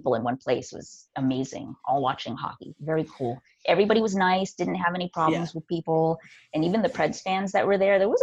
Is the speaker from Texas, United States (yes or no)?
yes; Texas, United States; now in California, United States; I live in California. I was born in Texas, but, you know, live in California now